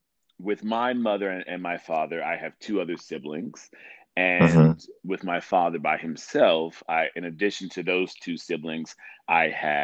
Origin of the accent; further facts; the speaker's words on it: Little Rock, Arkansas, United States; now in New York City, United States; Yes, born and raised in Little Rock, Arkansas.